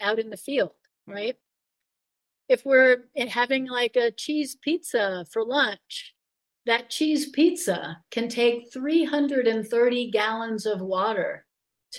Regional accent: Long Island, New York, United States; I grew up on Long Island in New York.

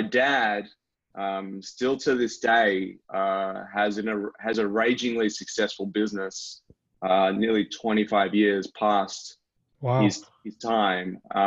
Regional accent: Sydney, New South Wales, Australia; moved away as an adult; also born or lived in Los Angeles, California; now in Melbourne, Australia; I'm originally from Sydney, Australia, but I spent nearly 9 years in Los Angeles, California

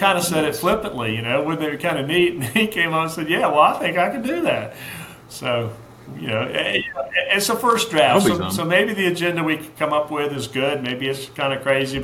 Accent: Charleston, South Carolina, United States; also born or lived in Anderson, South Carolina; now in Greenville, United States; I was born in Anderson, grew up in Charleston

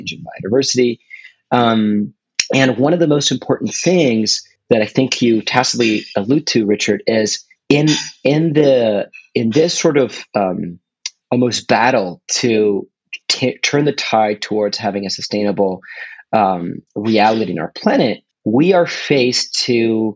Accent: Argentina; moved away; also born or lived in California; I'm originally from Argentina, but I studied in California

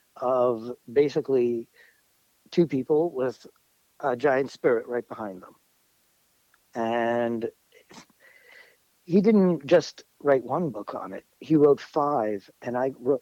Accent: New York City, New York, United States; also born or lived in Jamaica Estates, Queens; I'm a born and raised New York City kid. I grew up in Forest Hills

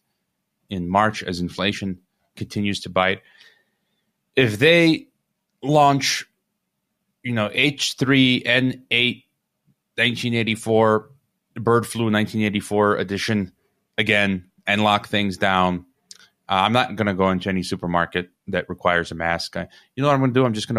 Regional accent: Chicago, Illinois, United States; I'm from Chicago

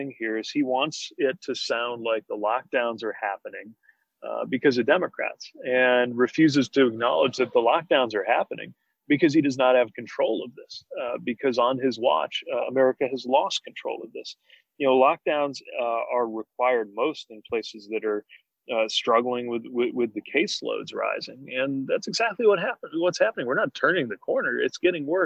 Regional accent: Midwest, United States; also born or lived in Michigan; in the Midwest, where you and I come from

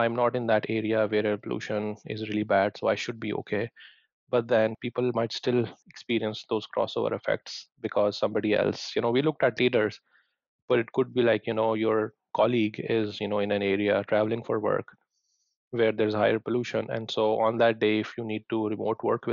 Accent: Lahore, Punjab, Pakistan; moved away; I grew up in Pakistan, in the city of Lahore.

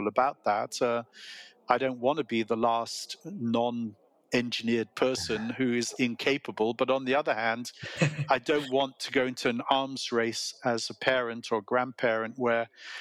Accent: England, United Kingdom; accent: British; moved away as an adult; now in Silicon Valley, United States; we are both English, but we both became American, and we have been in America longer than we were in England

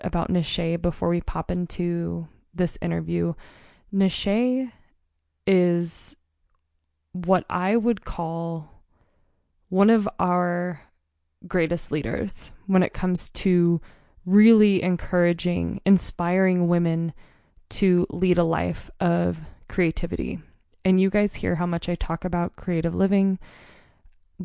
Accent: Mount Hood, Oregon, United States; now in Montana, United States; where I grew up on Mount Hood. We grew up in a tiny rural mountain town

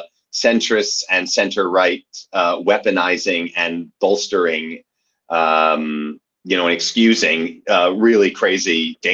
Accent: United States; now in Germany; the Americans like me that the AfD is okay with because I have the right color skin.

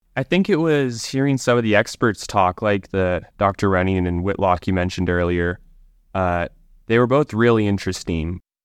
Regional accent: Livingston, Montana, United States; I grew up here in Livingston

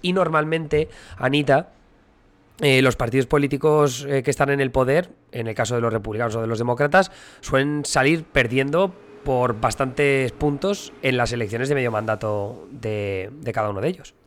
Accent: Alcoy, Valencian Community, Spain; moved away as an adult; now in United States; una festividad que se hace en mi pueblo, en Alcoy

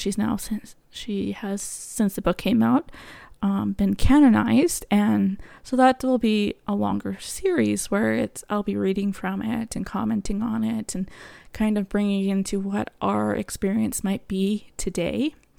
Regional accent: Canada; also born or lived in Alberta; I am Canadian, so I live in Alberta.

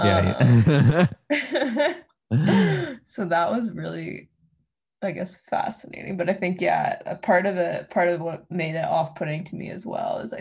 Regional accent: Canada; I'm Canadian

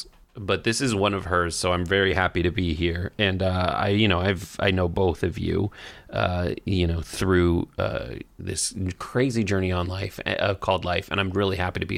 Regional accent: Los Angeles, California, United States; You do not live and breathe Hollywood the way I have my whole life. I'm from Los Angeles.

